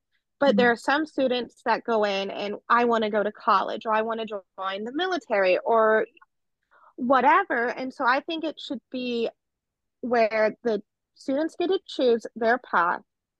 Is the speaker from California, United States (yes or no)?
yes; California, United States; I think I was okay because I came from California, where we had different cultures at my school